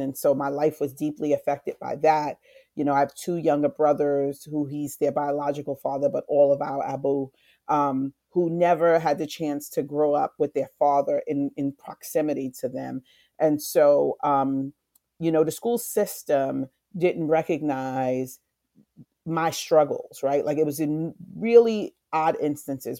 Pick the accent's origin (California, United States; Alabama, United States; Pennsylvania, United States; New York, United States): New York, United States; New York City; also born or lived in Far Rockaway / South Bronx; I grew up in, uh, South Jamaica, Queens. I was born in Far Rockaway, moved to South Jamaica, moved to the South Bronx.